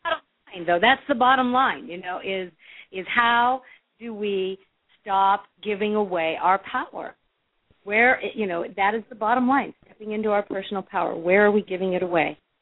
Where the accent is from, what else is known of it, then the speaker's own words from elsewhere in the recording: Los Angeles, California, United States; growing up in the Hollywood Hills